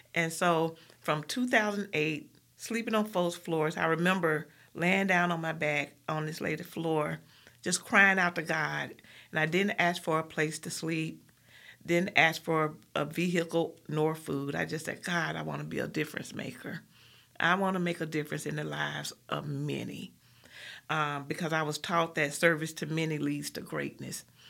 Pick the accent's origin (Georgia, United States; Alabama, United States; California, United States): Alabama, United States; Birmingham; I'm from Collegeville. I went to West End High School, and I'm from Powderly